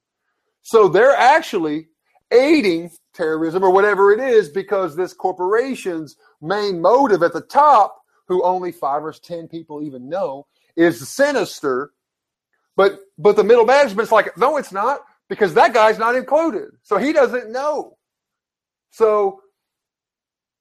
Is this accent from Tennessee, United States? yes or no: yes; Kingston, Tennessee, United States; moved away; Kingston, Tennessee, I love my hometown